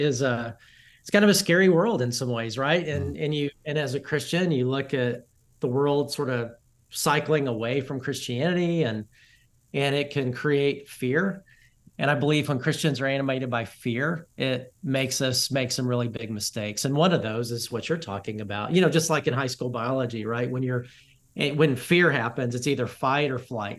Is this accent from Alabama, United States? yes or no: yes; Alabama, United States; now in Dallas, United States; I'm from the South, I'm from Alabama, and I live in Dallas, pastor in Dallas